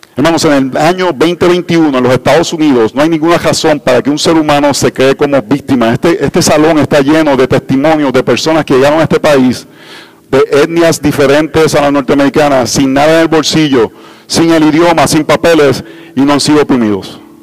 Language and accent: Spanish; Costa Rica; vengo de Costa Rica